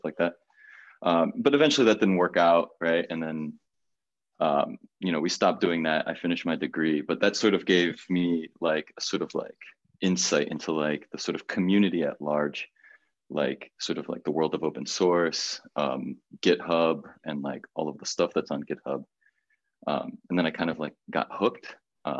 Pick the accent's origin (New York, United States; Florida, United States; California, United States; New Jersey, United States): Florida, United States; Miami; also born or lived in Brazil; born in Brazil, moved to Miami when I was like super young